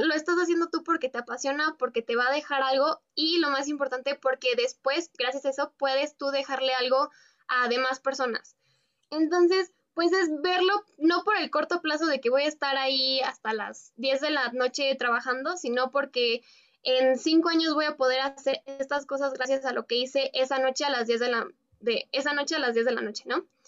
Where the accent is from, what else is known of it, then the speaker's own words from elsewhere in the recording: Mexico; soy una mexicana que está estudiando la carrera en biotecnología